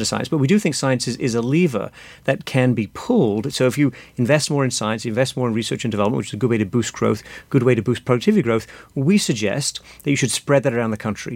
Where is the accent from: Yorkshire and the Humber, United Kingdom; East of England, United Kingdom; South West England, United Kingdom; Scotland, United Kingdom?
Yorkshire and the Humber, United Kingdom; Sheffield; moved away as an adult; now in United States; I'm from the north of England, from, from Sheffield